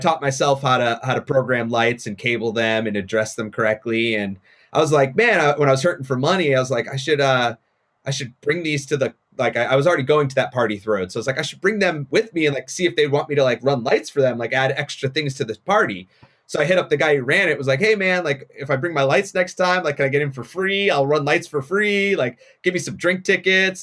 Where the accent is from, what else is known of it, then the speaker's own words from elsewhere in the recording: Haverhill, Massachusetts, United States; moved away; It's North Shore, so I, I, I grew up in Haverhill.